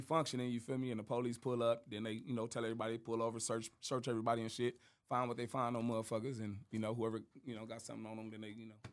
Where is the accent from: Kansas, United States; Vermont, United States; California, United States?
California, United States; Compton; also born or lived in Moreno Valley, California; I was born in Compton, Compton, California. You feel me? That's where all my family from. You feel me? I was out there for, like I said, for the first like nine years of my life, and then I moved to uh, to the murder